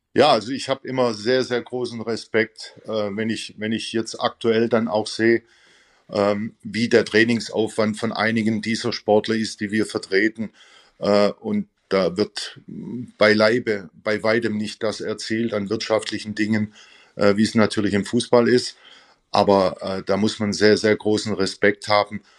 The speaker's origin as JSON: {"language": "German", "area": "near Stuttgart", "region": "Baden-Württemberg", "country": "Germany", "tie": "born or raised there", "also_born_or_lived": "Gelsenkirchen / Vienna", "moved": "as an adult", "said": "bin ich zurückgekehrt in meine Heimat, also hier in der Nähe von Stuttgart"}